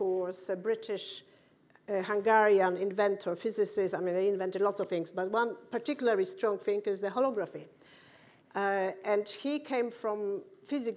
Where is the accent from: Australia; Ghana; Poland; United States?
Poland; moved away; also born or lived in United Kingdom; I'm from Poland